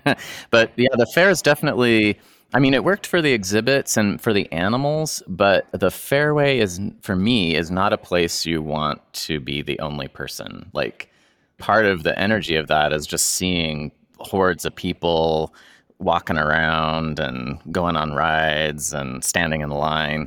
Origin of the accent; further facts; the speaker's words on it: Boise, Idaho, United States; moved away as an adult; before I moved away from Boise. And, uh, I think I was a high school student.